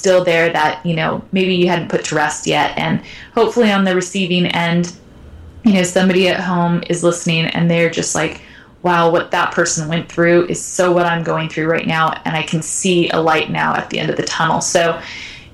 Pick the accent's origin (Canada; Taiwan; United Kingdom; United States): United States